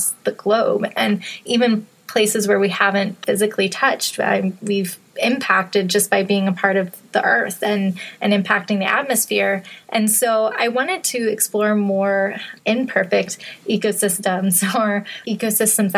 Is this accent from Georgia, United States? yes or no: no; Western Massachusetts, United States; moved away as an adult; also born or lived in upstate New York; I grew up in Western Massachusetts and had a big backyard that opened up into a forest.